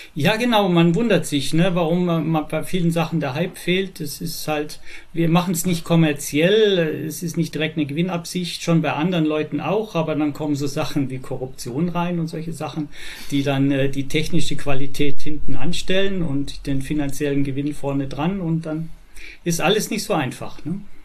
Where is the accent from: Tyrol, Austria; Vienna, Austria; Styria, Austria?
Tyrol, Austria; Innsbruck; now in Germany; also gebürtig bin ich aus Österreich in Innsbruck. Mittlerweile bin ich 66 Jahre alt, wohne jetzt in Deutschland